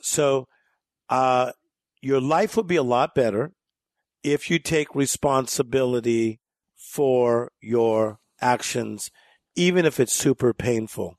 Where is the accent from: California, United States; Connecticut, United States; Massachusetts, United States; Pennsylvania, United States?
California, United States; Compton; we grew up in Compton, California.